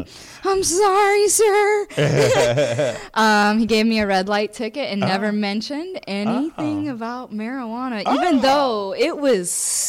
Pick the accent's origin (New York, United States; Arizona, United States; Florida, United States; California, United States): Florida, United States